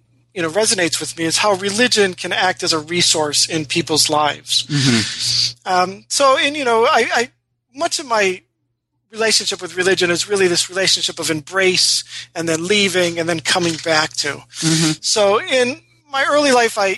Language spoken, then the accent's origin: English; Rochester, New York, United States; I was born and raised in Rochester, New York